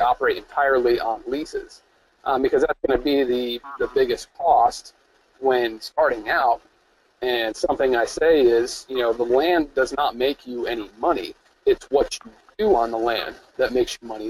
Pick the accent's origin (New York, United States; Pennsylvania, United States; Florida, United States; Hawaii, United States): New York, United States; upstate; I was born in upstate New York.